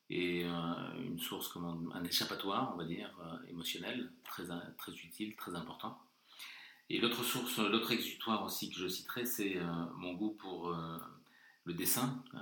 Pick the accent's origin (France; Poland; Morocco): Morocco; born there; comme je suis né au Maroc et que j'ai eu la chance de voyager avec mon père qui était militaire à Madagascar et en Afrique du Sud